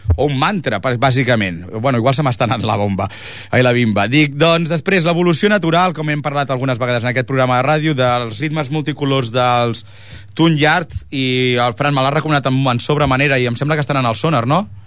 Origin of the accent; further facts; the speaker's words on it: Ripollet, Catalonia, Spain; nosaltres som de Ripollet